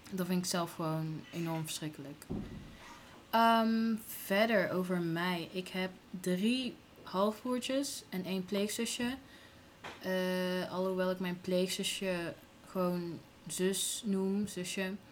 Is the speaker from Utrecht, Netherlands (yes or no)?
no; Gilze, North Brabant, Netherlands; also born or lived in Tilburg; Ehm, ik ben geboren in Tilburg, opgegroeid in Gilze. Naar school geweest, naar de middelbare school in Breda. Eh, daarna ben ik naar de Erasmus Universiteit gegaan in Rotterdam. En ik heb een Den Haagse vriend. Dus mijn accent komt echt overal vandaan.